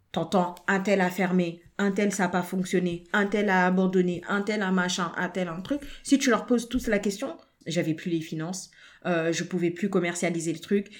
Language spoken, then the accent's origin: French; France; nous sommes nés en France, nous avons grandi en France